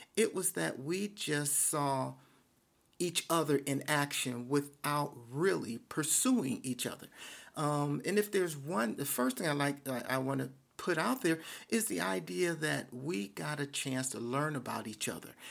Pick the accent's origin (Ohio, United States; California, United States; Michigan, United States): Michigan, United States; Detroit; I grew up in Detroit. I am a, a, a, a son of Detroit